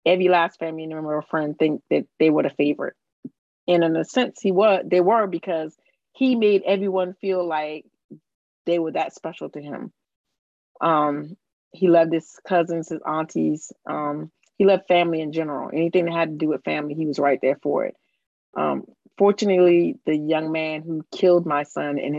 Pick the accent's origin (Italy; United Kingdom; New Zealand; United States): United States; Summerville, South Carolina; I'm from Somerville, South Carolina, right outside of Charleston, South Carolina.